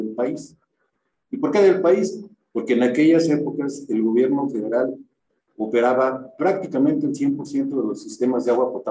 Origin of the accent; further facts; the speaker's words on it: Mexico City, Mexico; born there; soy ingeniero civil, egresado de la UNAM, en México. Soy nacido en la Ciudad de México, tengo ya 36 37 años viviendo en el interior del país, en diferentes ciudades